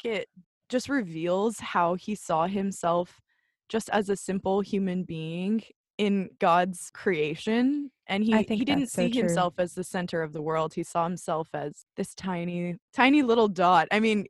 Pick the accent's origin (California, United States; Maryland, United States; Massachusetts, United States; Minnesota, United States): California, United States; I am from Southern California. I live in San Diego.